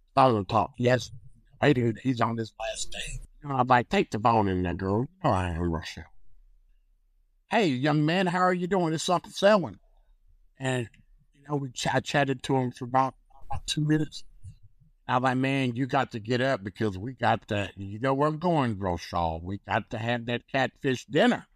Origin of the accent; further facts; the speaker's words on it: North Carolina, United States; I come from North Carolina